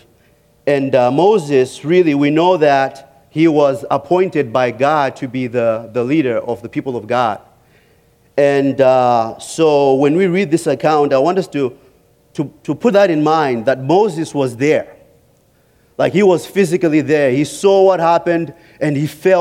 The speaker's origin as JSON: {"language": "English", "country": "Zimbabwe", "tie": "born or raised there", "moved": "as an adult", "said": "growing up in Africa"}